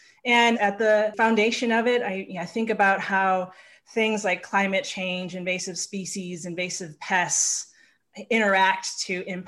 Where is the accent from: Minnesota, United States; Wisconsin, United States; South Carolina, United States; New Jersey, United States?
Wisconsin, United States; Milwaukee; I grew up in Milwaukee, Wisconsin, and my mother is from the Menominee tribe, and my father is from the Coeur d'Alene tribe. So I am an enrolled member of the Coeur d'Alene tribe, which is in northern Idaho.